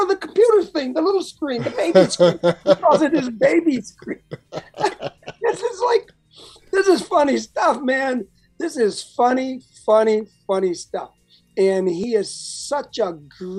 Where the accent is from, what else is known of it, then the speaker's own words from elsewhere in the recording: Chicago, Illinois, United States; moved away; also born or lived in Alabama; I'm originally from Alabama, but I grew up a lot of my life in Chicago